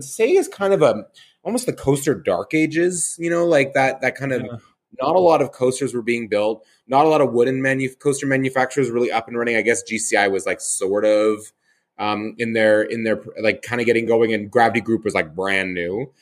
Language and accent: English; Calgary, Alberta, Canada; my hometown, Callaway Park